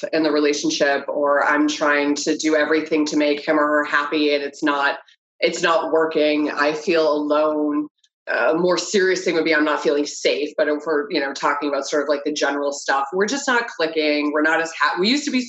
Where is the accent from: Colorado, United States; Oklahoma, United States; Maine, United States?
Maine, United States; moved away as an adult; now in Florida, United States; I'm originally from Maine and have my first license there